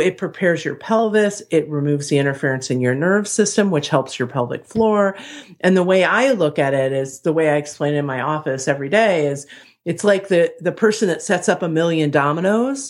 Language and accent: English; Ohio, United States; now in Chicago, United States; I'm from Ohio